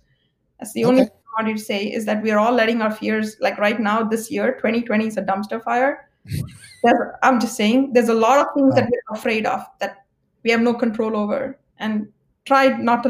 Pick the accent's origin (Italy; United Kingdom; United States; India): India; I'm Indian by origin.